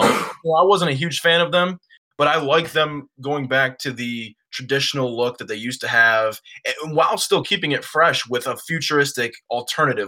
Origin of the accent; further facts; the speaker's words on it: Cleveland, Ohio, United States; I was born in Cleveland.